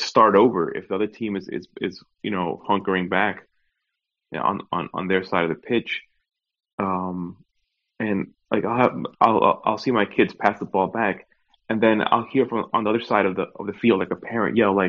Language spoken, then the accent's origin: English; New York, United States; now in Orlando, United States; growing up in New York, and now, you know, being down here in Orlando